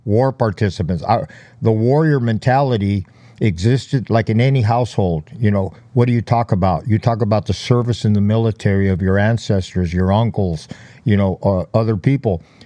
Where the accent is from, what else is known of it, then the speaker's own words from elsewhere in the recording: Los Angeles, California, United States; I was born in East L A, b, uh, raised in, uh, the Boyle Heights area, very notorious area, uh, east of downtown Los Angeles